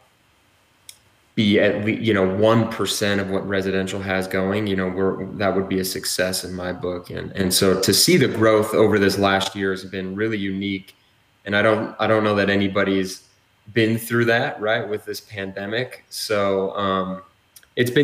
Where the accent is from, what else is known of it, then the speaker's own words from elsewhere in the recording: Utah, United States; also born or lived in American Fork; I'm a native Utahn. I was born and raised in Utah County